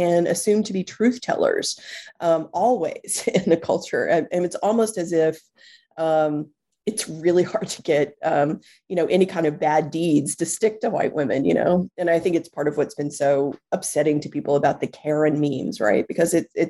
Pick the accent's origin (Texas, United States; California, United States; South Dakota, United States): Texas, United States; moved away as an adult; now in New York City, United States; I was born and raised in Texas, which shaped a lot of who I am